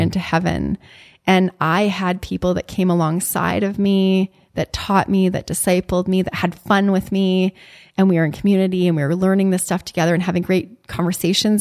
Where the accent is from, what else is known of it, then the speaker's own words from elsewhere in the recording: Canada; moved away as an adult; also born or lived in Chicago; as a Canadian